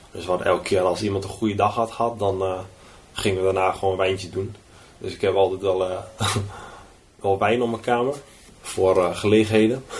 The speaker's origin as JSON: {"language": "Dutch", "town": "Lutten", "region": "Overijssel", "country": "Netherlands", "tie": "born or raised there", "moved": "as an adult", "lives_now": "Switzerland", "said": "bij ons in Lutten, toen de boerderij waar we destijds woonden."}